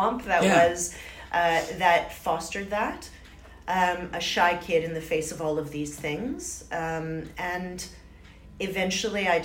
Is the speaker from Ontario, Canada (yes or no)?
yes; Ottawa, Ontario, Canada; moved away; also born or lived in Montreal / Toronto; I was born in Ottawa, and so I did some schooling there, and then eventually I found myself in Montreal.